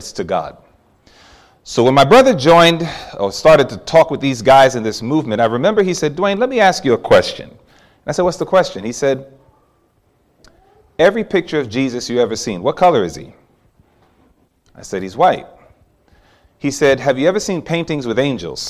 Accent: New York City, New York, United States; growing up in New York City

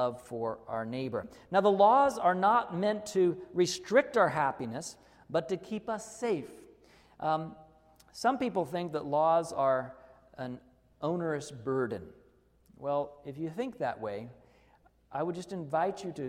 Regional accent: Arkansas, United States; I grew up in Arkansas, where we would go on vacation for a few weeks and never lock our house

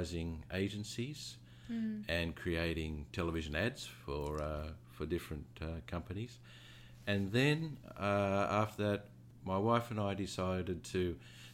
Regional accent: Australia; moved away as an adult; also born or lived in London; now in New Zealand; I'm from Australia

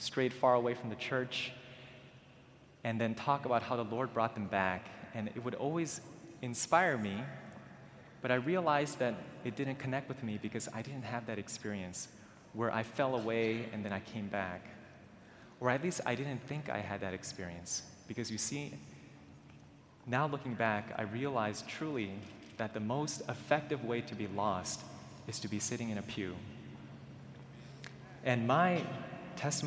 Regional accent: Maryland, United States; I was born and raised in Maryland

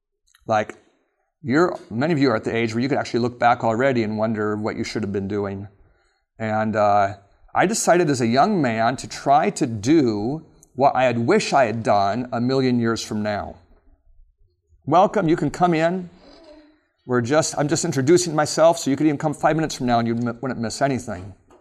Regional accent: Alaska, United States; And I grew up in Alaska, and my parents had that moving bug where we moved a lot.

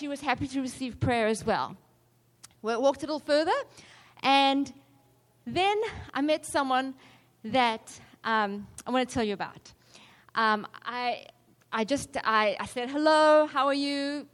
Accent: South Africa; I'm from South Africa

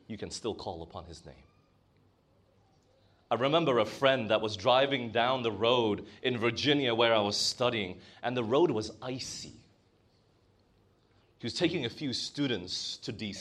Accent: Malaysia; moved away; I grew up in Malaysia

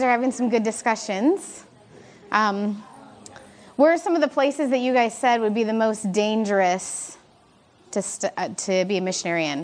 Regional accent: Michigan, United States; I am from Michigan

